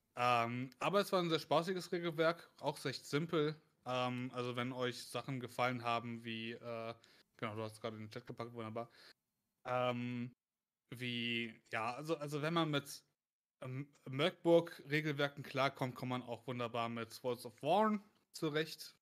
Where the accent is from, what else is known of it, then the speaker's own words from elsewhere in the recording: Germany; accent: German; mit meinem krassen deutschen Akzent